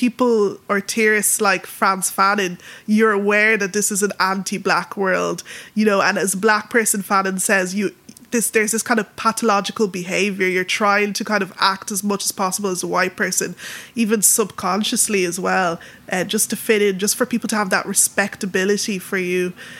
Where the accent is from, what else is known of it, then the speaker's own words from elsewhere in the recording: Dublin, Leinster, Ireland; accent: Irish; first language Yoruba; where am I from? And I say Dublin